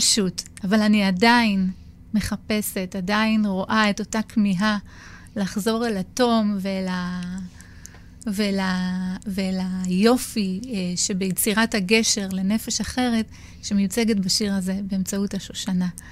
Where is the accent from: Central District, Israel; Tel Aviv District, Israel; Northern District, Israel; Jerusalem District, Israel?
Northern District, Israel; Acre; אני ילידת עכו